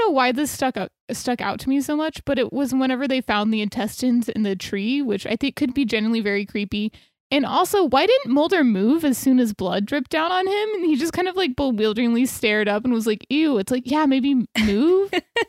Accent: Texas, United States; we're from Texas, so we're so exposed to Spanish

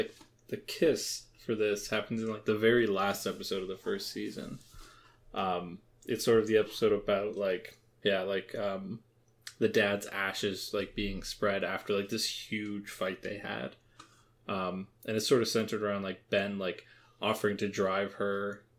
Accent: Canada; We're Canadian.

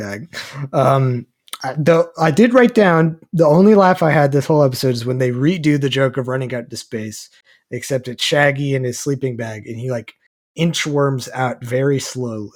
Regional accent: Texas, United States; we're both from Texas

